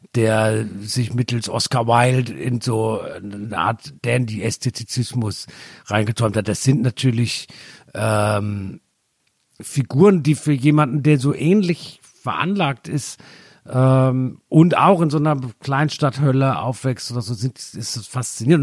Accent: Germany; ich bin ja sehr nah an Frankreich aufgewachsen

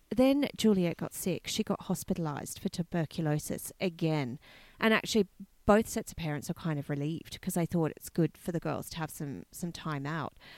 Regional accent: Australia; I'm from Australia

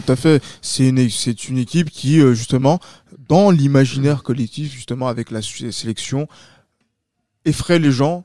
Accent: France; en tant que Français

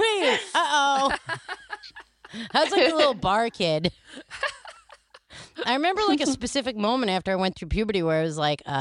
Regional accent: Point Pleasant Beach, New Jersey, United States; Point Pleasant Beach.

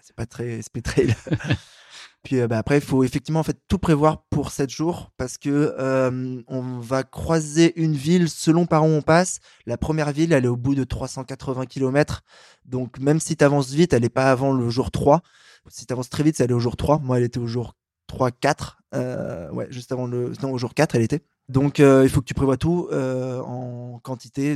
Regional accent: Paris, Île-de-France, France; je suis un Parisien

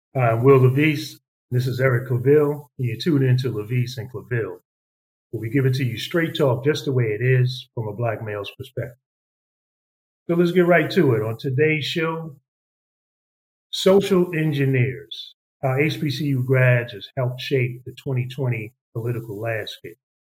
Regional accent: New York, United States; growing up in New York

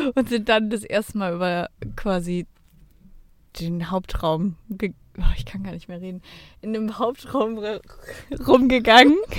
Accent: Cologne, North Rhine-Westphalia, Germany; Wir kommen ja aus Köln

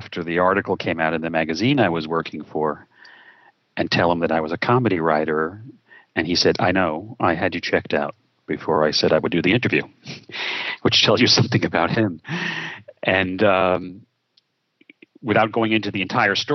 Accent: New York City, New York, United States; I was born in Brooklyn, New York, which I believe is a disproportionate source of fun and talent. And I'm grateful to have been spawned there

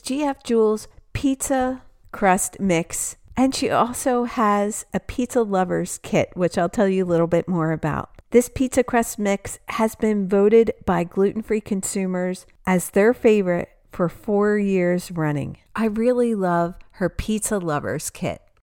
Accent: New Jersey, United States; Growing up in New Jersey

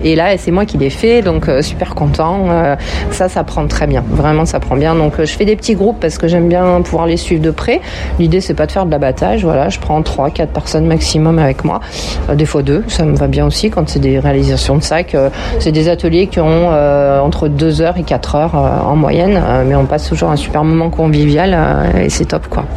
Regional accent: Villeurbanne, Auvergne-Rhône-Alpes, France; born or raised there

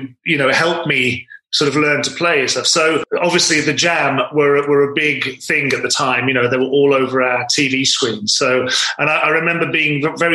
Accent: Wolverhampton, West Midlands, United Kingdom; I'm originally from Wolverhampton

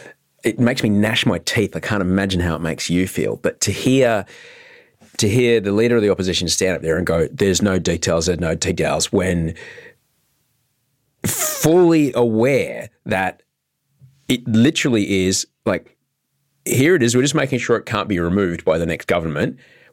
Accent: Brisbane, Queensland, Australia; I grew up in Queensland, in Brisbane, in Bjelke Peterson.

